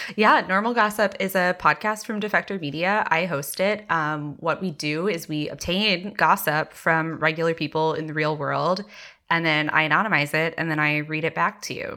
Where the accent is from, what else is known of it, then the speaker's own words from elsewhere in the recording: Texas, United States; I grew up very evangelical in Texas